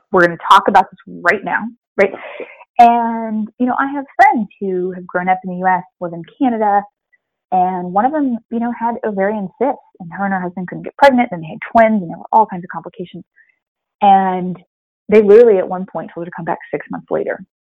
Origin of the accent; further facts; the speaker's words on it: Springfield, Missouri, United States; moved away as an adult; also born or lived in Louisiana; moving to Missouri and Springfield, Missouri